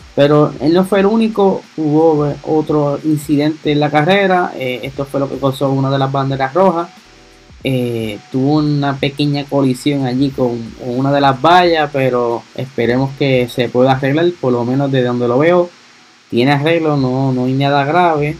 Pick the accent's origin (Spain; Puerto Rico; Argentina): Puerto Rico; soy acá boricua